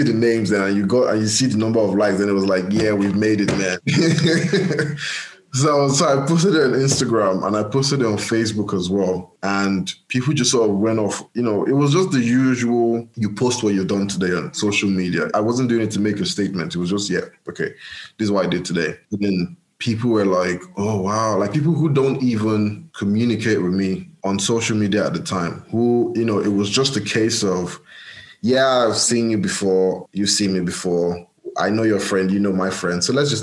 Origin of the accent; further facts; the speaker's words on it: Nigeria; moved away; That was me then as a Nigerian